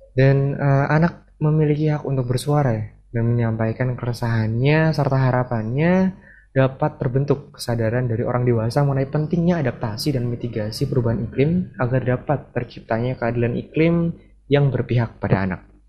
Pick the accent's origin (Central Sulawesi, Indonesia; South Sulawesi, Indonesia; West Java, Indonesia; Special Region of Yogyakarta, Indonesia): Special Region of Yogyakarta, Indonesia; Yogyakarta; karena saya sendiri berasal dari Yogyakarta